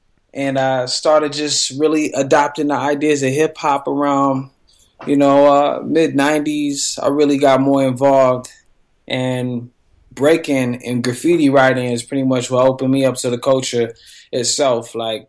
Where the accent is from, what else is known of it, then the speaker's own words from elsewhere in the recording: Denver, Colorado, United States; I was born in Five Points, Denver, Colorado, Wild Wild West.